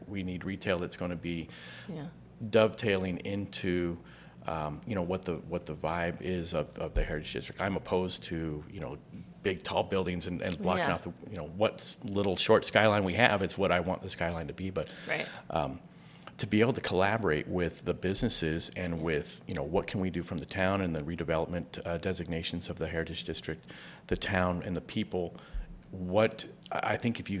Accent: Tempe, Arizona, United States; now in Gilbert, United States; growing up in Tempe

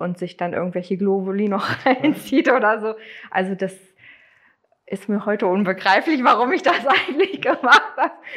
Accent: Neustadt, Germany; ich komme aus Neustadt, also gar nicht so weit weg von hier

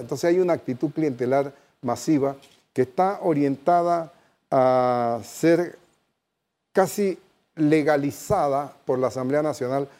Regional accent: Panama; como panameños

